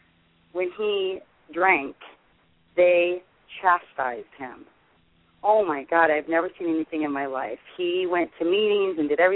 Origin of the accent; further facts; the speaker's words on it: Los Angeles, California, United States; also born or lived in Sherman Oaks; I was San Fernando Valley. Mm-hmm. And my father went to a couple of regular meetings, but when I was little, it was the west side of the Valley, and then as a teenager, I grew up in Sherman Oaks.